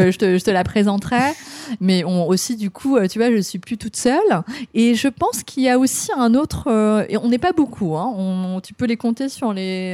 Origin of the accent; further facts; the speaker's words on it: France; now in Japan; en tant que Français